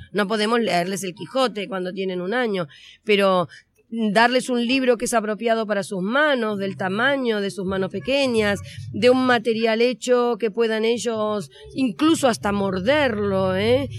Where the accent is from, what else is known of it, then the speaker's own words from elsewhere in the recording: Argentina; vengo de Argentina, como se me nota en cuanto empiezo a hablar